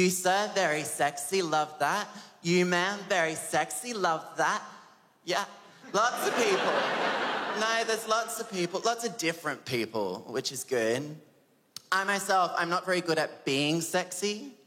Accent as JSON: {"language": "English", "town": "Adelaide", "region": "South Australia", "country": "Australia", "said": "I'm 23 years old and I'm from Adelaide."}